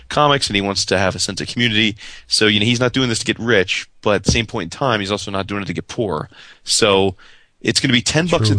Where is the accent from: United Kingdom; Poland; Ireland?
Ireland; As an Irishman, I love me some Irish pub.